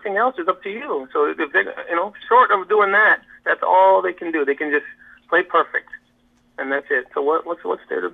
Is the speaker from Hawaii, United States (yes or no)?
yes; Hawaii, United States; I'm from Hawaii, so Hawaii is actually more of a European style, more laid back